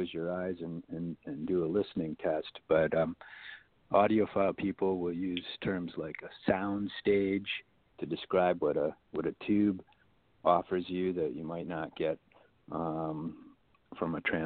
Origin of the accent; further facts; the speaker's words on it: Waukesha, Wisconsin, United States; moved away as an adult; now in Los Angeles, United States; I come from Wisconsin, in particular Waukesha, Wisconsin